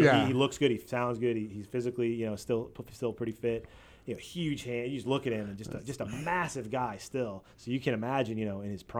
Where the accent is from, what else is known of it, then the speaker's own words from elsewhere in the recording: Boston, Massachusetts, United States; I'm from Boston, a Patriots fan